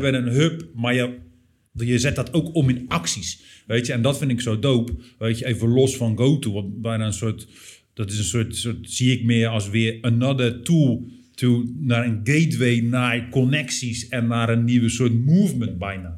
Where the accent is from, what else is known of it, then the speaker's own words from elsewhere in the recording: Rotterdam, South Holland, Netherlands; wij zijn natuurlijk als stad, als Rotterdammers